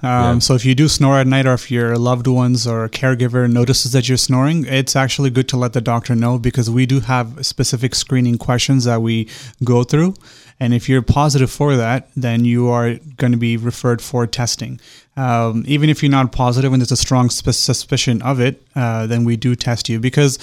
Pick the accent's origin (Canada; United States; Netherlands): Canada; moved away as an adult; So I'm originally from Canada. Mm-hmm. I was born and raised there.